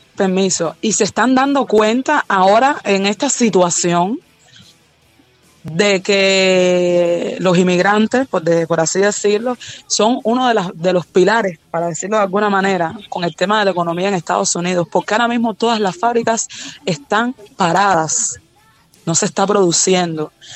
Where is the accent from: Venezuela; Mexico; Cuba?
Cuba; aquí en Cuba